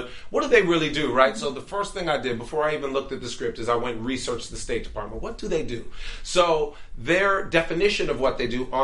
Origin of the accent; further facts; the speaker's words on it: Washington, District of Columbia, United States; I was born here